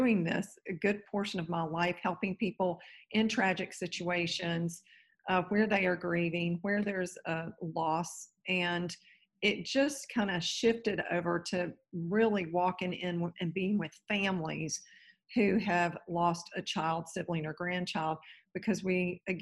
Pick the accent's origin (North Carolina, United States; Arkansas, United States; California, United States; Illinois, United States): North Carolina, United States; Raleigh; now in Naples, United States; I'm originally from Raleigh, North Carolina. I'm in Naples, Florida today